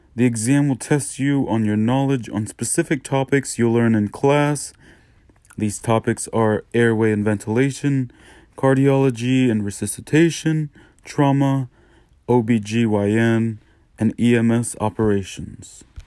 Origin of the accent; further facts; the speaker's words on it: Newport News, Virginia, United States; I am from Newport News, Virginia